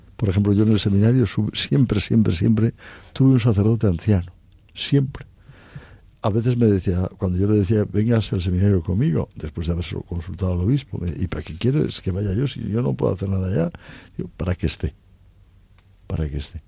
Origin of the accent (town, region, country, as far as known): Cantabria, Spain; moved away as an adult; also born or lived in Oviedo / Orense